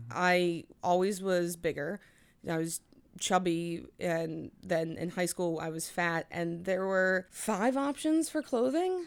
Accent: New Jersey, United States; also born or lived in New Orleans; I was born in New Orleans, but I've lived in New Jersey since I was two

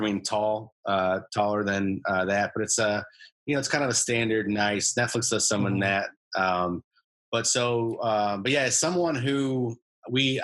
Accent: Illinois, United States; born or raised there; moved away

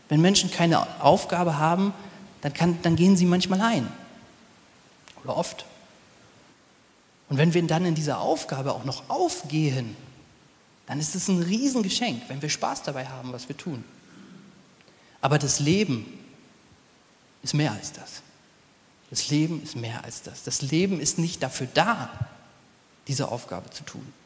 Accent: Nordhorn, Lower Saxony, Germany; Ich komm, bin aufgewachsen in Nordhorn an der holländischen Grenze. Wenn man sonntags Brot brauchte, ist man eben rübergefahren.

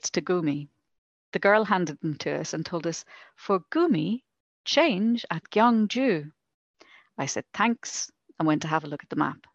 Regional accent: Ireland; moved away; I'm Irish.

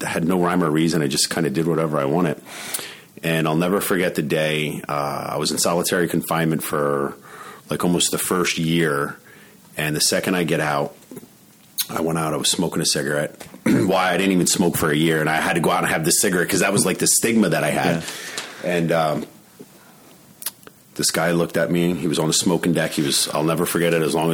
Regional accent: Allentown, Pennsylvania, United States; moved away as an adult; also born or lived in Florida; when I moved to Florida, I was moving away from Allentown

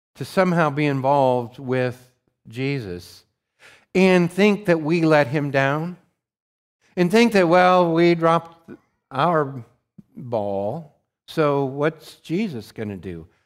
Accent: Montana, United States; I grew up in Montana

